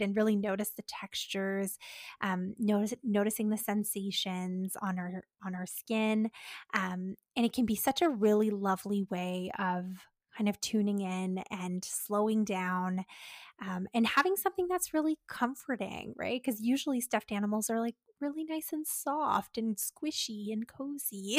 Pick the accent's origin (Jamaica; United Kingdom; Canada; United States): Canada